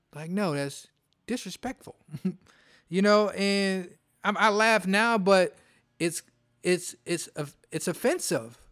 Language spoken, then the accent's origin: English; Detroit, Michigan, United States; I'm from Detroit.